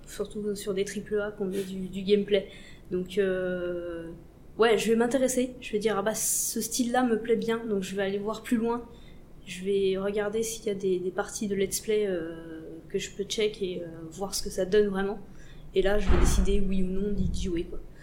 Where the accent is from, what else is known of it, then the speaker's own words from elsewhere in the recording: Besançon, Bourgogne-Franche-Comté, France; moved away as an adult; also born or lived in Montbéliard; now in Paris, France; de base je viens de Besançon, un petit coin paumé de Franche-Comté.